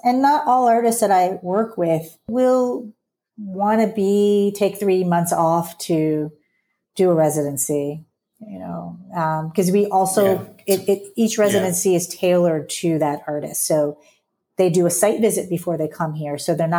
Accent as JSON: {"language": "English", "region": "Southern US", "country": "United States"}